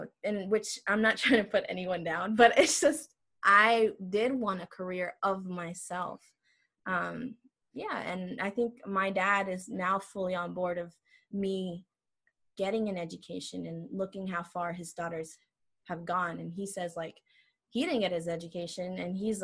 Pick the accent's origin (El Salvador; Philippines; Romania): El Salvador; moved away; I'm from El Salvador